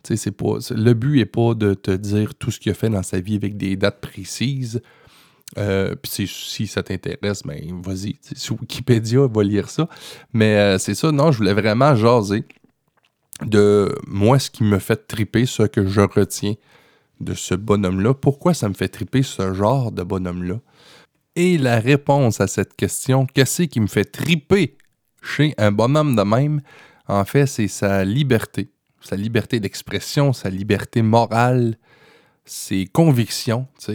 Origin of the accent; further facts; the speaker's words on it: Quebec, Canada; chez nous au Québec